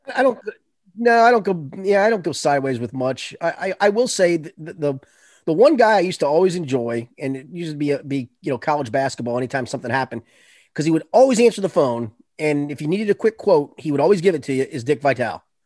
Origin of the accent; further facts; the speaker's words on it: Boone County, Kentucky, United States; I'm from Boone County